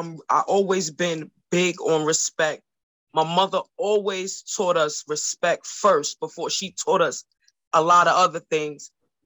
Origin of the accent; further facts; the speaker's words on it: New York, United States; I'm from Washington Heights. That's by Sugar Hill. You know, Little Dominican Republic, 181st, 182, 183, all that is my stomping grounds.